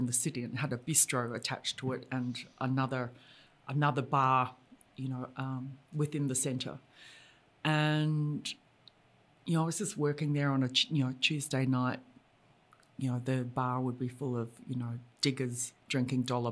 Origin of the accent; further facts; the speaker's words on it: Brisbane, Queensland, Australia; I grew up in Brisbane